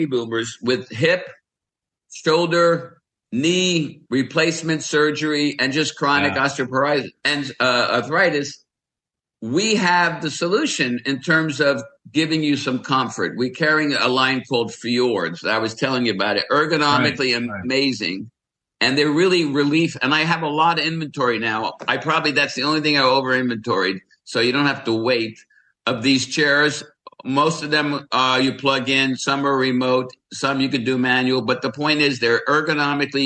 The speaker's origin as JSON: {"language": "English", "region": "New York", "country": "United States", "tie": "born or raised there", "said": "growing up in New York"}